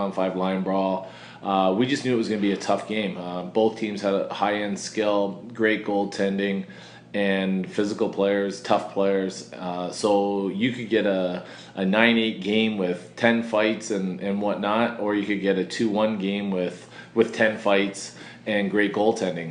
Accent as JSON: {"language": "English", "region": "Ontario", "country": "Canada", "said": "I'm from Ontario"}